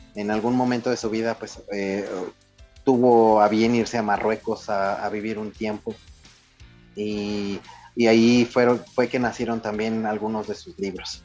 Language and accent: Spanish; Torreón, Coahuila, Mexico; soy de Torreón